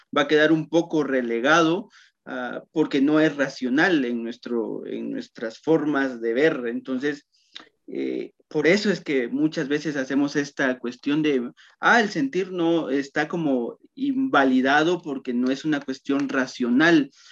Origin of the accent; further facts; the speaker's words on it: Totonicapán, Guatemala; en Totonicapán, que justamente de donde soy yo